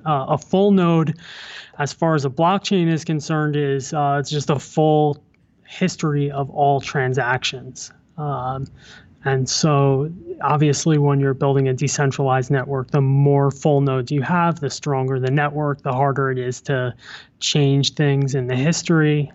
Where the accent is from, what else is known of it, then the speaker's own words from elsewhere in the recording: New Jersey, United States; moved away as an adult; also born or lived in New York City / Pennsylvania; now in New York, United States; I was born in the city. I grew up in New Jersey, went to college in Pennsylvania, um, and made my way back to New York.